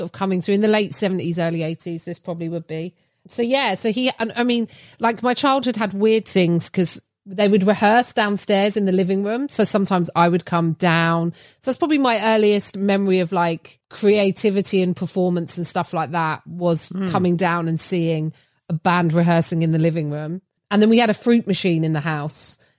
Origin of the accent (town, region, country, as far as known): United Kingdom